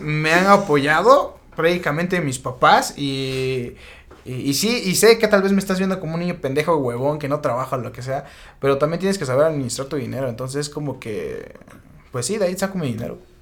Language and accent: Spanish; Mexico; soy mexicano